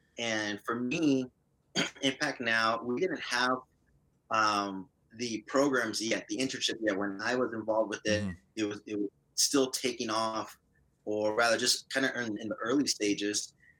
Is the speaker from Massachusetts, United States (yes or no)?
no; Brownsville, Texas, United States; So I am originally from South Texas. I was born in Brownsville and had the privilege of being raised in a Christian home.